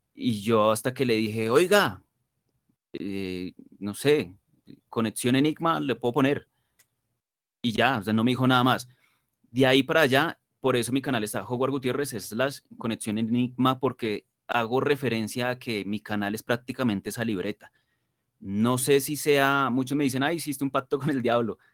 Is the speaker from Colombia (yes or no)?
yes; Colombia; yo estoy supremamente orgulloso de, de ser colombiano